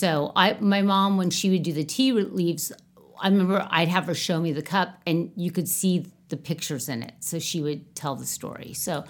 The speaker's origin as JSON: {"language": "English", "town": "Manhattan Beach", "region": "California", "country": "United States", "tie": "born or raised there", "said": "we grew up in Manhattan Beach in the 60s, 70s."}